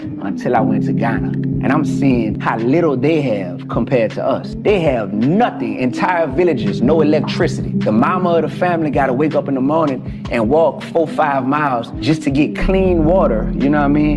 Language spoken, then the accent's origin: English; New Orleans, Louisiana, United States; I'm from New Orleans, I'm from the east side, man, we ain't got much